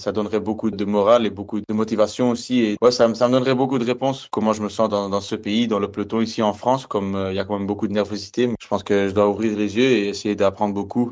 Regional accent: Belgium; je suis belge

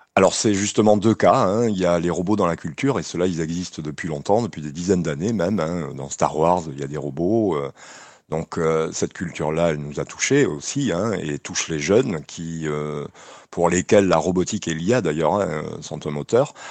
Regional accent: Nouvelle-Aquitaine, France; chez nous en Aquitaine

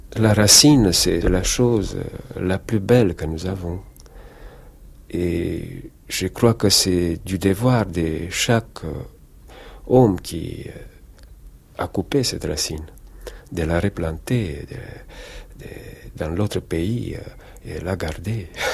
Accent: Romania; now in France; je resterai roumain jusqu'à la mort

